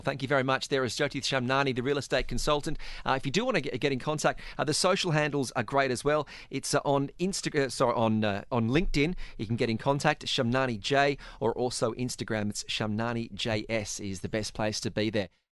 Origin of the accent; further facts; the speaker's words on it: Australia; as an Australian.